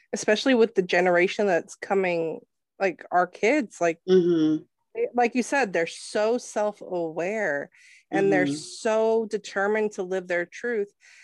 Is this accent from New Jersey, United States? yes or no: no; Los Angeles, California, United States; I grew up in Los Angeles